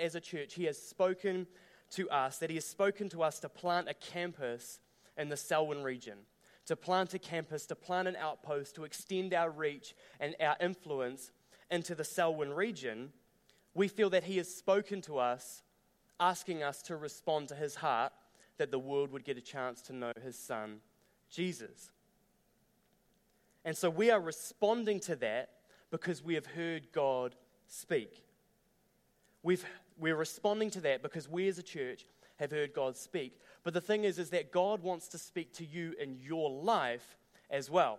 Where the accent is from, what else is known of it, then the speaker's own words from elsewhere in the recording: Dunedin, Otago, New Zealand; now in Christchurch, New Zealand; I grew up down in Dunedin